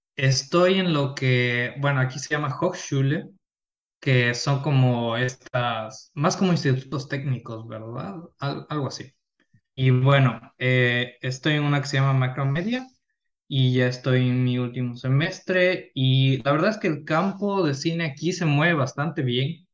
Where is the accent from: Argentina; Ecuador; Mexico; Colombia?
Ecuador; Quito, Pichincha; now in Germany; yo soy de Ecuador, de la ciudad de Quito, de la capital. Eh, nací ahí, crecí ahí, toda mi vida estuve ahí